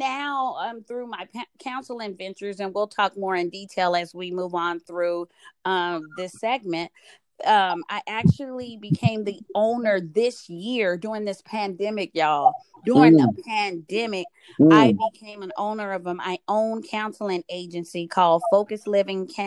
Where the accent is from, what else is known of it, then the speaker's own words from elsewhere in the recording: Austin, Texas, United States; moved away as an adult; now in Phoenix, United States; was born and raised in Austin, Texas